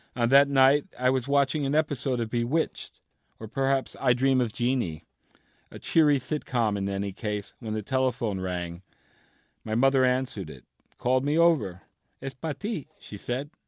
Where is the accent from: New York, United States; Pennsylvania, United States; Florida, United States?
New York, United States; New York City; I grew up in New York City to, uh, Cuban parents